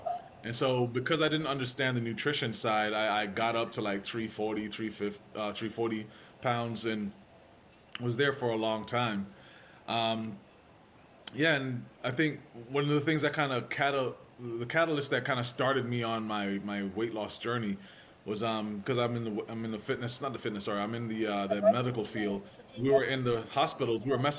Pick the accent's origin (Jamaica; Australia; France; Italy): Jamaica; growing up in Jamaica, you didn't really think through calories and carbs and all that stuff.